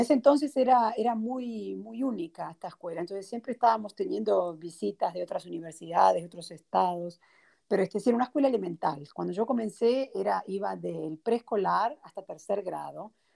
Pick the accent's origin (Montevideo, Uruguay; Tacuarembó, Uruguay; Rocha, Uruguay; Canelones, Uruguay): Montevideo, Uruguay; moved away as an adult; also born or lived in New Orleans; now in United States; yo soy de Montevideo, Uruguay. Nací en Uruguay y crecí en Uruguay también.